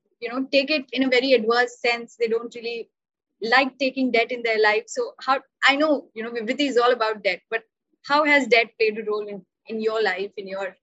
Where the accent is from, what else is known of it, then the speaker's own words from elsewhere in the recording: Ranchi, Jharkhand, India; I'm also from the East. So I'm from Ranchi